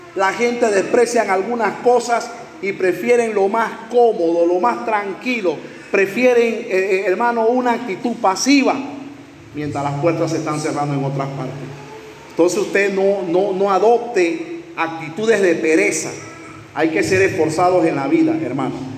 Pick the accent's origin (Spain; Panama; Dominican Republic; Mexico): Panama; en Panamá, aquí en mi país